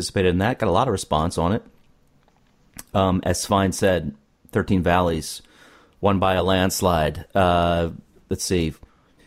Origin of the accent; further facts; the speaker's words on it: United States; my perspective as an American